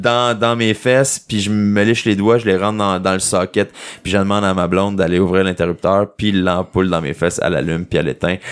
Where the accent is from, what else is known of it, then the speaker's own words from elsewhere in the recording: Quebec, Canada; accent: québécois; j'ai un accent québécois